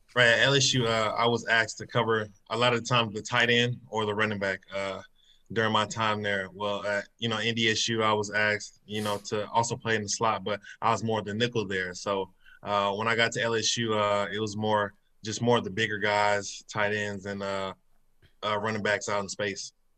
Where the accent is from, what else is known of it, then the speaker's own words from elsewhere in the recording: Kansas City, Missouri, United States; growing up in Kansas City.